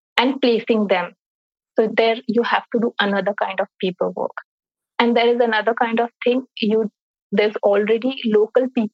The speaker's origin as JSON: {"language": "English", "country": "India", "also_born_or_lived": "Singapore", "said": "my home country is India, but my host country is Singapore."}